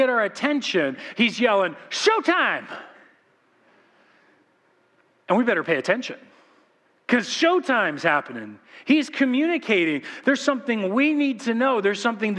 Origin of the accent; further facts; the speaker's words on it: Corona, California, United States; we're from Corona.